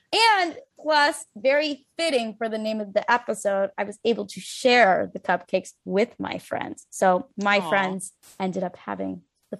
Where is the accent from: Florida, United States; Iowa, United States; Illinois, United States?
Illinois, United States; Chicago; moved away; I grew up in Chicago and now she lives in New York and I'm staying with her.